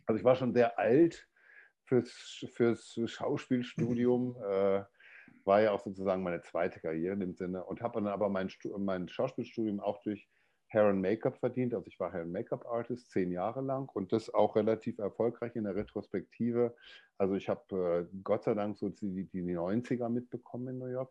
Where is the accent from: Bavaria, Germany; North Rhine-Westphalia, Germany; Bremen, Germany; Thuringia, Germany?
North Rhine-Westphalia, Germany; Dortmund; ich komme aus Deutschland, aus dem Ruhrgebiet, aus Dortmund. Also ich bin so ein Kohlenpott, äh, ein Kohlenpott-Kind, wie man das so schön sagt bei uns.